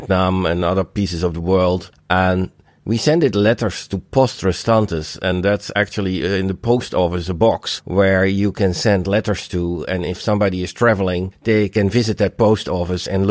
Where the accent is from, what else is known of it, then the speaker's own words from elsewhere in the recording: Rotterdam, South Holland, Netherlands; Rotterdam is in the Netherlands, it's my hometown, and it's not in Denmark nor in Germany